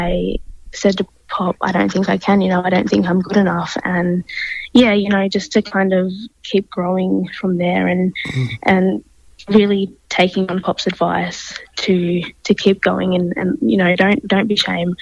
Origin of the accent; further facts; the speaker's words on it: Australia; born on Yorta Yorta country in Achukamoama, which is on the border of Victoria, New South Wales. It's a beautiful little town, you know, very lucky to live, grow, work on country, and I still live there